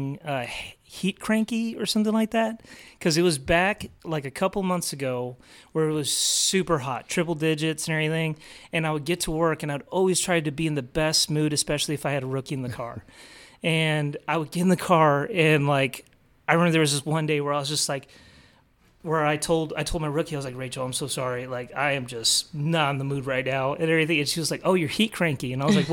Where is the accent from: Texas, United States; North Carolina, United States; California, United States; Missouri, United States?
Texas, United States; Mission; moved away as an adult; also born or lived in Seattle, Washington / Milwaukee, Wisconsin; now in Dallas, United States; Third grade, my dad decided to take us down to the Rio Grande Valley, Mission, Texas, and start a business there, selling refrigerated trucks and trailers. So from third grade to about sophomore year of college, I was in the Rio Grande Valley